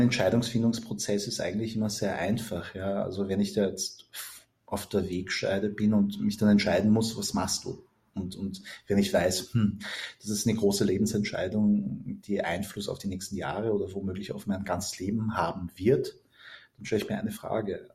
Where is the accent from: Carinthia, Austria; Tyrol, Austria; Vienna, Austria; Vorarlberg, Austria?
Vienna, Austria; ich bin in Wien geboren und aufgewachsen